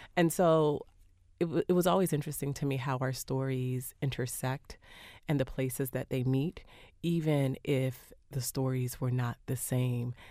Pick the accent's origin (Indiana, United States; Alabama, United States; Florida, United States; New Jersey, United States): Florida, United States; Miami; I live in the North Miami area now, but I grew up just a little bit south of there in the Little Haiti and El Portal area